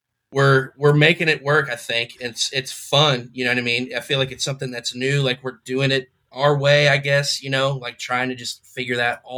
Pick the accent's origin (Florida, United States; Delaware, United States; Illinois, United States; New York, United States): Florida, United States; Tampa; Tampa. Born and raised in Tampa. Still here.